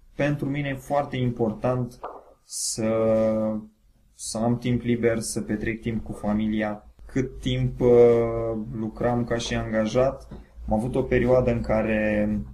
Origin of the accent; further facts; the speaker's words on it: Bacău, Bacău County, Romania; am 35 de ani, sunt din Bacău